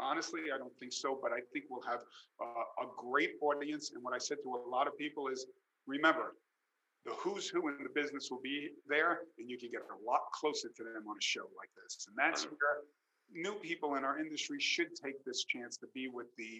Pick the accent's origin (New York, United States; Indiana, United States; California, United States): New York, United States; as a New Yorker